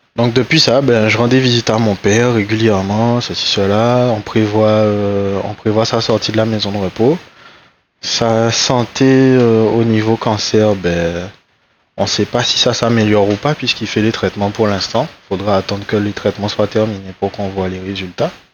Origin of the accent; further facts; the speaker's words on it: Les Abymes, Guadeloupe; moved away; j'ai grandi à Grand Camp aussi